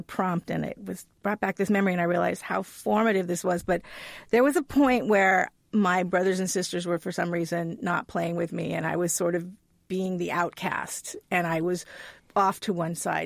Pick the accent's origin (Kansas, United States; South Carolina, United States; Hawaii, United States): Hawaii, United States; I grew up in Hawaii